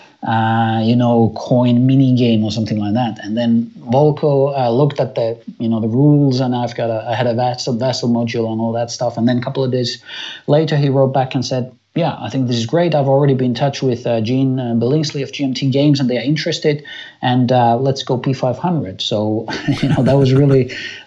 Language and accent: English; Finland; moved away as an adult; now in Germany; I was born and raised in Finland, and now I live in Germany, you know, with my family and work here